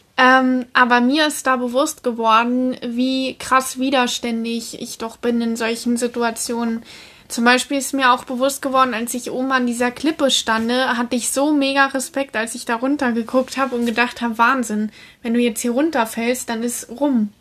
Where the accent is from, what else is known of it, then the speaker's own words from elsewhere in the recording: Germany; gerade als Deutscher